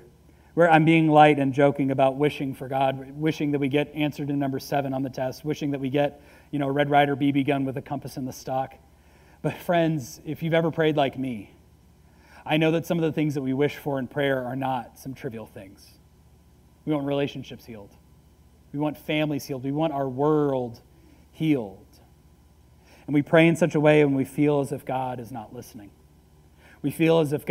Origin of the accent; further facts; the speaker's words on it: United States; I am an American